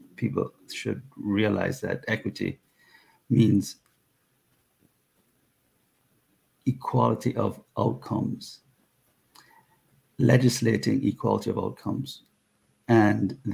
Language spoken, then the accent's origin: English; Jamaica; now in United States; my Jamaican countryman Usain Bolt